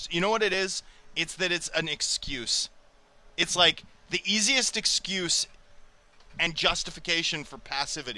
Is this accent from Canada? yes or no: yes; Vancouver, British Columbia, Canada; I grew up over in Kerrisdale